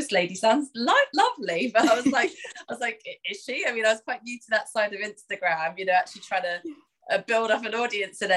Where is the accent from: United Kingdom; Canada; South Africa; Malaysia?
United Kingdom; London; I am from England, as you may hear, from London